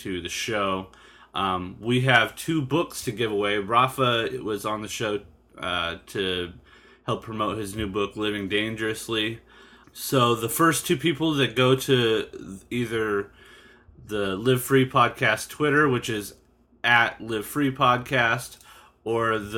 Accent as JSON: {"language": "English", "area": "East County, San Diego", "region": "California", "country": "United States", "tie": "born or raised there", "said": "growing up in the East County"}